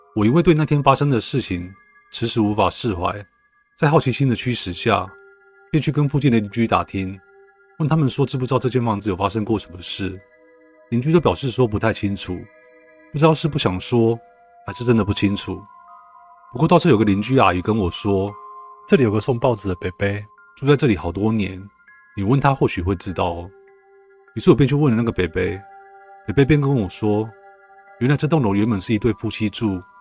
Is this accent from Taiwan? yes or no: yes; Sanchong, New Taipei, Taiwan; 我小时候是住在外婆家，然后那时候我们是住在三重。其实像前后也搬了蛮多次房子的，住的一些房子其实都蛮老旧的